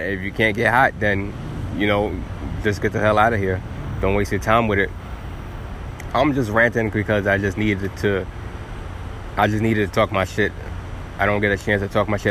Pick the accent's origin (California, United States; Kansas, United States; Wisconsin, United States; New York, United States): New York, United States; New York City; I'm from Staten Island